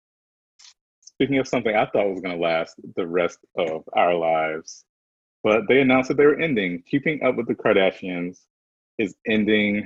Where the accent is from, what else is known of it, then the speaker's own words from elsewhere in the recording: the South, United States; I'm from the South